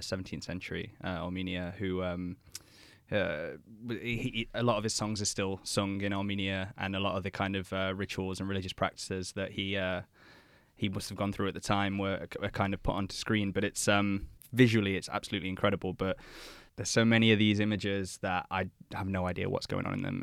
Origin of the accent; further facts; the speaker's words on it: England, United Kingdom; being an Englishman myself